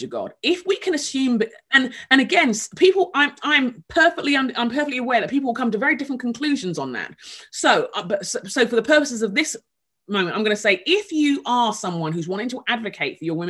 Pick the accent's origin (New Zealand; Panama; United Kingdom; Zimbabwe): United Kingdom; England; moved away as an adult; also born or lived in Nigeria (heritage); now in Minneapolis, United States; England, where I grew up.